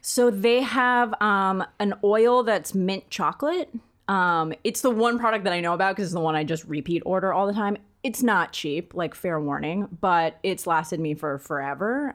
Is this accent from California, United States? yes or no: yes; East Bay, California, United States; also born or lived in Santa Barbara; We lived in a really w, white, really rich neighborhood growing up in the East Bay